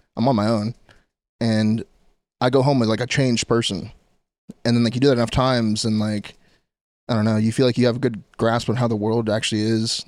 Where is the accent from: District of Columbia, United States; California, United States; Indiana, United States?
California, United States; Orange County; I'm from Orange County